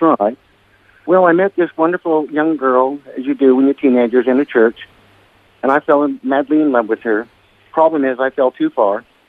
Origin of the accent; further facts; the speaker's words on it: Hermosa Beach, California, United States; also born or lived in Torrance, California; now in Lennox Head, Australia; the town that I actually grew up in was called Hermosa Beach